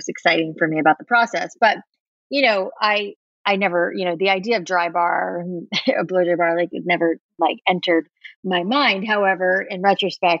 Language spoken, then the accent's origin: English; South Florida, United States; I grew up in South Florida